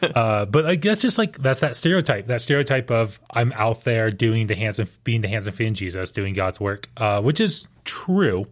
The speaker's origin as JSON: {"language": "English", "town": "Houston", "region": "Texas", "country": "United States", "tie": "born or raised there", "said": "growing up in Houston"}